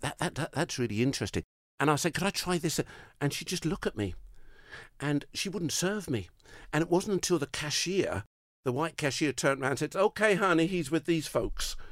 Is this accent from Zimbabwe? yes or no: no; United Kingdom; I'm, I'm, I'm British